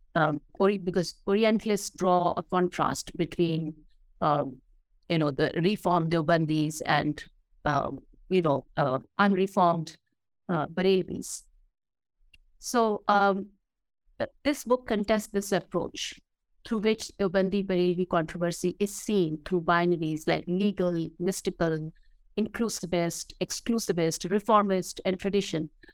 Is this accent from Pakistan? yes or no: yes; Chakwal district, Punjab, Pakistan; this is my hometown